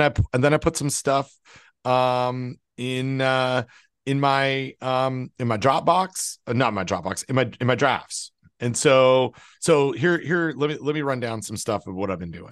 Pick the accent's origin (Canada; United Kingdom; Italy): Canada; when I was growing up in Canada